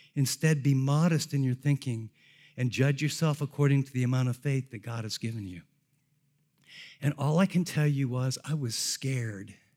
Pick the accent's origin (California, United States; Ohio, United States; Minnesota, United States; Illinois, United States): Ohio, United States; Columbus; I grew up in the Columbus area